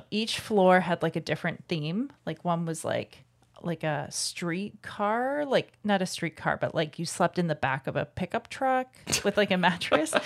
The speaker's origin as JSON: {"language": "English", "town": "Calgary", "region": "Alberta", "country": "Canada", "tie": "born or raised there", "said": "growing up in Calgary when I was a kid"}